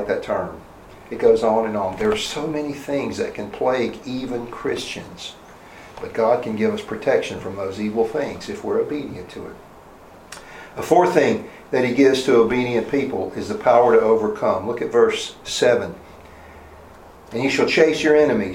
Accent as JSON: {"language": "English", "region": "the South", "country": "United States", "tie": "born or raised there", "said": "I grew up in the South"}